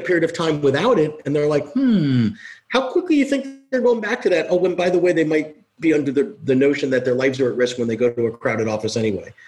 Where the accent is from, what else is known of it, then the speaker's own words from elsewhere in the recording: New York, United States; I'm a New Yorker. I was here